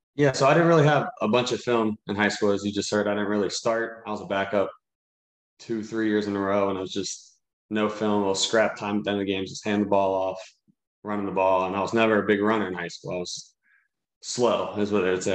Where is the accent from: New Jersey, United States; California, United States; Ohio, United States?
Ohio, United States; Cincinnati; I'm from Cincinnati, everyone knows who I am.